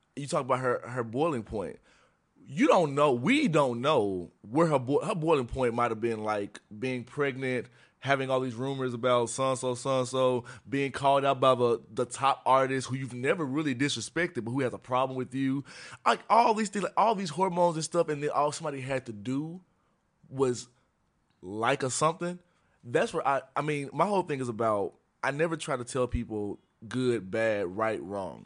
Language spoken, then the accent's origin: English; Memphis, Tennessee, United States; moved away as an adult; now in Chicago, United States; I'm from Tennessee. I grew up in Memphis